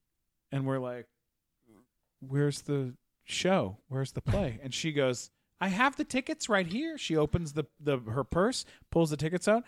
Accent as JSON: {"language": "English", "town": "London", "region": "Ontario", "country": "Canada", "said": "I'm from London, Ontario, from Canada."}